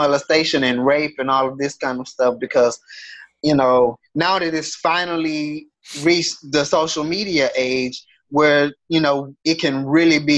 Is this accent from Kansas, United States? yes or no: no; Houston, Texas, United States; growing up in Houston